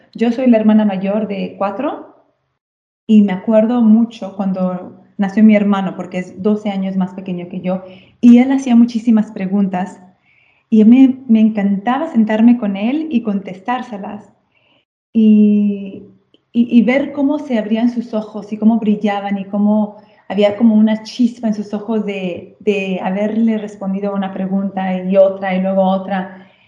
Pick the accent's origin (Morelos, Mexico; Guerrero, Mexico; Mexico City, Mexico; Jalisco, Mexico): Jalisco, Mexico; Guadalajara; moved away as an adult; now in Castelli Romani, Italy; yo crecí en México